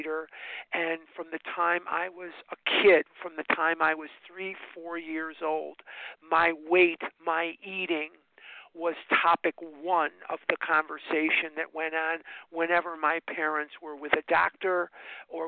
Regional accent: Chicago, Illinois, United States; now in Scottsdale, United States; I was born and raised in Chicago. I live in Scottsdale, Arizona now, but part of my story is I was born and raised in Chicago, Illinois

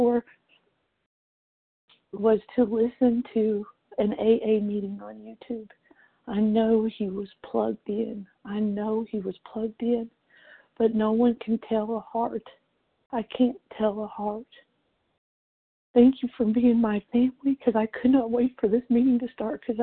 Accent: Jesup, Georgia, United States; I'm from Jessup, Georgia

